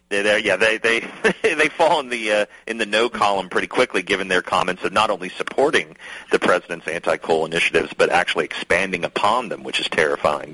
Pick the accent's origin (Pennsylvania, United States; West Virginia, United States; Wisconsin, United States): West Virginia, United States; moved away; also born or lived in Kentucky; my home state of West Virginia